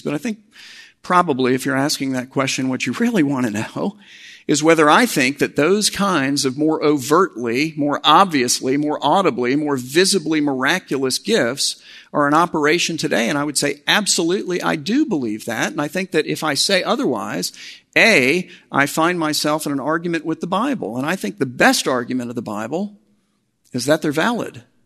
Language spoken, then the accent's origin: English; Miami, Florida, United States; I grew up down in Miami